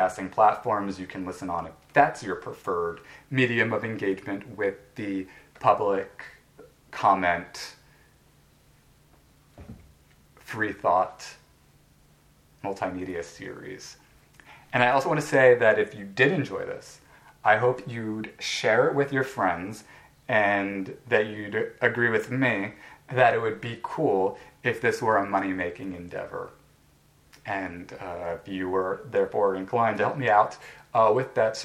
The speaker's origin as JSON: {"language": "English", "country": "United States", "said": "I'm an American"}